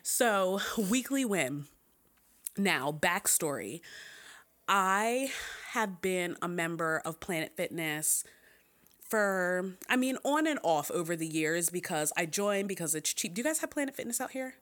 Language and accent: English; Philadelphia, Pennsylvania, United States; I am from Philly